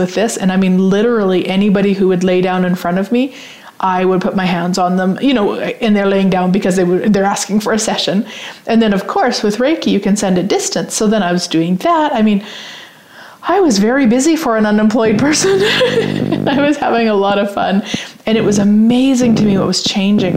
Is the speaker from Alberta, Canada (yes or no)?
no; Saskatchewan, Canada; I'm from Saskatchewan